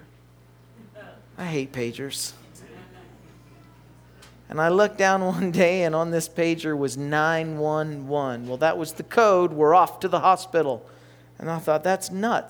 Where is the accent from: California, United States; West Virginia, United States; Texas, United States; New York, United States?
West Virginia, United States; I'm from West Virginia.